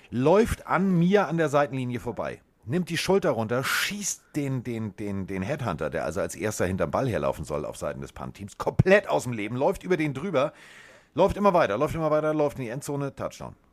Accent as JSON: {"language": "German", "town": "Frankfurt", "region": "Hesse", "country": "Germany", "tie": "born or raised there", "said": "Klar, ist ja auch meine Heimatstadt, Carsten."}